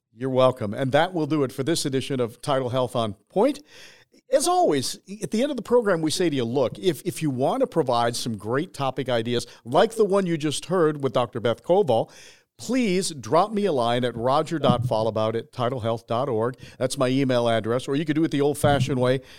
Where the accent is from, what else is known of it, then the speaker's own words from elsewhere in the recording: Michigan, United States; moved away; I'm a Michigan boy